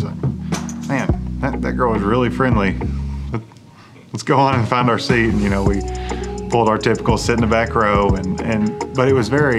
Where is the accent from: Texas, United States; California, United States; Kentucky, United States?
Kentucky, United States; Barbourville; I'm from Knox County, Barberville. Yeah. Or as we call it, Barvel.